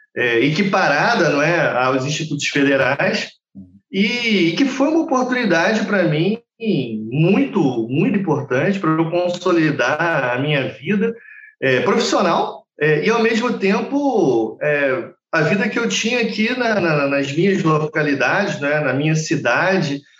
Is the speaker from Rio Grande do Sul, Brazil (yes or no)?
no; Rio de Janeiro, Brazil; eu sempre morei no Rio e saí do Rio de Janeiro só com, pela primeira vez do Estado com 20 e poucos anos